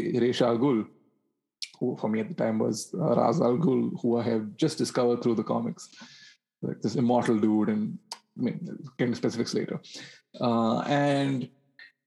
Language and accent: English; Bangalore, Karnataka, India; born or raised there